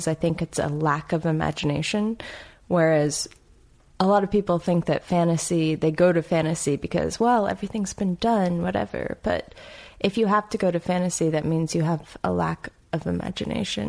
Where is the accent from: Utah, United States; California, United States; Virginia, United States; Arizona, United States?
Virginia, United States; Midlothian; also born or lived in Charlotte, North Carolina; now in Richmond, United States; I was born and raised outside of Richmond, Virginia, in a suburb called Midlothian